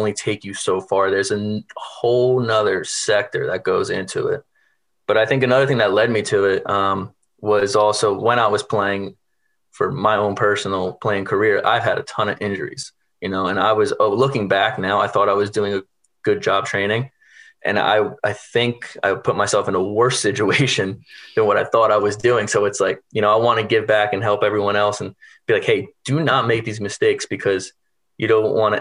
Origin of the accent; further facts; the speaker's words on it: New York, United States; I'm originally from New York. So, you know, growing up, I wanted to be Derek Jeter